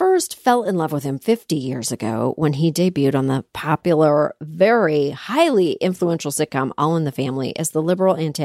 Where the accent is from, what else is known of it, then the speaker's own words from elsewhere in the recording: Toronto, Ontario, Canada; I'm from Canada. I'm from Toronto, Canada